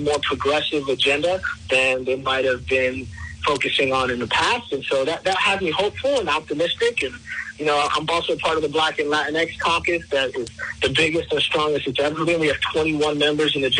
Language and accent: English; Miami, Florida, United States; moved away as an adult; also born or lived in Queens, New York / Rhode Island; now in Central Falls, United States; My mother and I moved to South Florida. That's where I had my formative public school education.